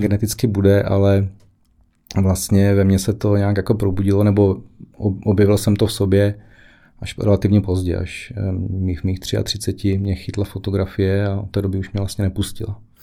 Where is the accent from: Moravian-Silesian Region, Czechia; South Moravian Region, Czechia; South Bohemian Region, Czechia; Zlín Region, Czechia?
South Moravian Region, Czechia; Ruprechtov; also born or lived in Brno; now in Jedovnice, Czech Republic; pocházím z Malé vesničky, okrez Výškov-Ruprechtov, úplně jako původně